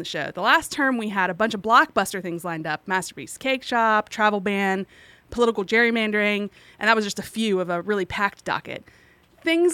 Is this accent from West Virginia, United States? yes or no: yes; West Virginia, United States; my home state of West Virginia